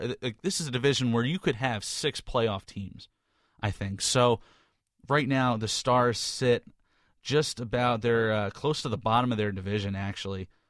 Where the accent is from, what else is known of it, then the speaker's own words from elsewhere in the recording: New Jersey, United States; growing up in New Jersey